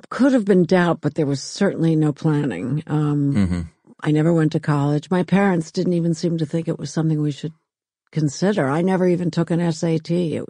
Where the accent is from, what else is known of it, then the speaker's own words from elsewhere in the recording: New York City, New York, United States; The Upper East Side. We lived in a brownstone on 89th between York and East End.